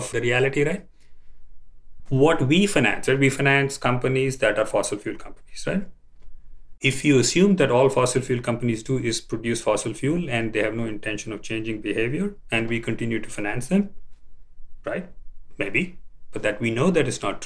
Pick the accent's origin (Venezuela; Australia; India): India; moved away; I grew up in India